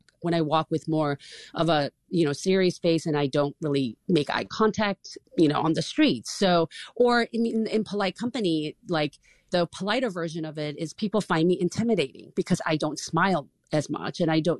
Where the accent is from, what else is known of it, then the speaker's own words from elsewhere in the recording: South Korea; moved away as an adult; now in United States; when I first came to the United States when I was 18. And people targeted me because I was Korean